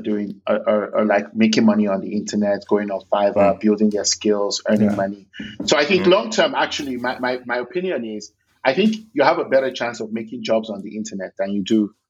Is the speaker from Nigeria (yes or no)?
yes; Lagos, Nigeria; I was born in Lagos University Teaching Hospital